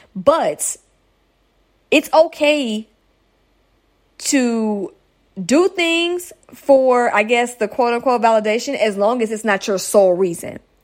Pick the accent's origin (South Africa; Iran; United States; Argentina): United States; United States, that's my home country